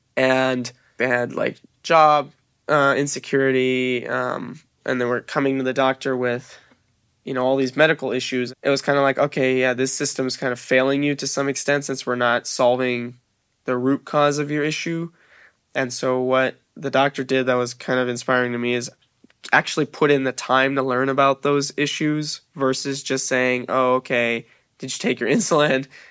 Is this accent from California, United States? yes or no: yes; Long Beach, California, United States; I grew up in Long Beach, California